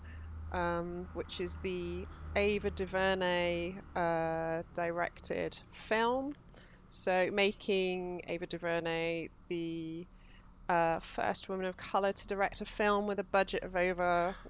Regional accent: United Kingdom; as British people

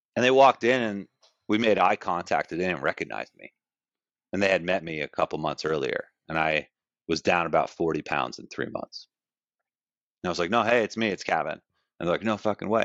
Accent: Glen Cove, New York, United States; I grew up uh in Glen Cove, Long Island. So I was born in New York City. Uh, baby, was out on Long Island where my parents lived. Grew up there.

